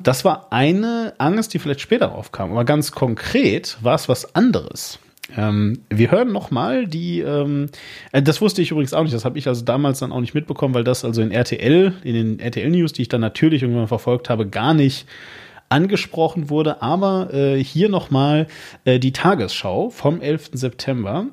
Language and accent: German; Hagen, North Rhine-Westphalia, Germany; Und ich komme aus der Stadt Hagen.